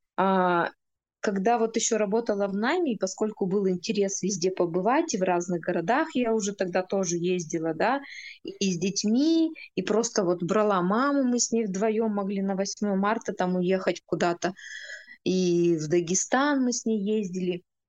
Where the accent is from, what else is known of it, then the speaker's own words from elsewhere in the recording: Urals, Russia; мы, уральцы